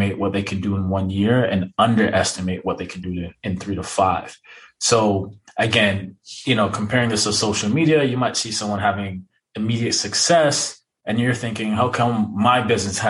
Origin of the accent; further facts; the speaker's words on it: Jamaica; I am Jamaican